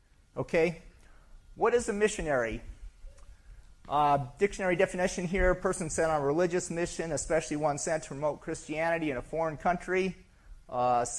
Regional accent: Syracuse, New York, United States; I'm from Syracuse, New York.

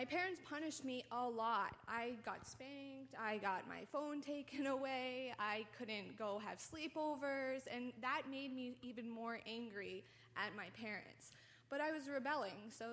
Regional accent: New Jersey, United States; I'm from New Jersey.

